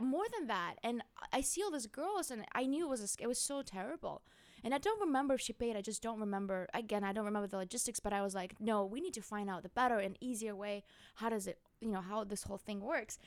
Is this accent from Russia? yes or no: yes; Magadan, Magadan Oblast, Russia; English is a second language; now in United States; I was born in northeast of Siberia, beyond the world, where the snows cover our bodies and faces and everything.